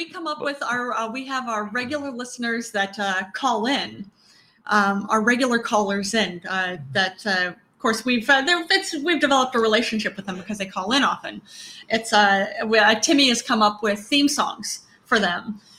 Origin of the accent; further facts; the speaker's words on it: New York, United States; We're from New York, New York. The concrete jungle which dreams are made of, that's our home.